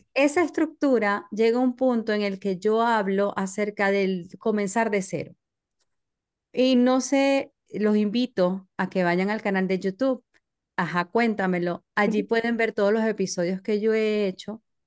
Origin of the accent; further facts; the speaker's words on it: Maracaibo, Zulia, Venezuela; moved away as an adult; now in United States; yo soy de Maracaibo, Venezuela